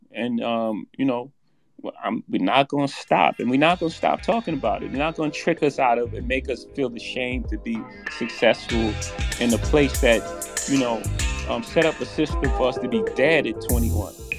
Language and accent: English; New York City, New York, United States; I come from Marcy projects